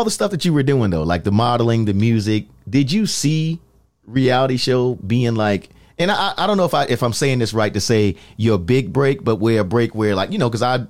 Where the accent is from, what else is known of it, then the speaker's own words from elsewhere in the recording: New York, United States; moved away; I'm from New York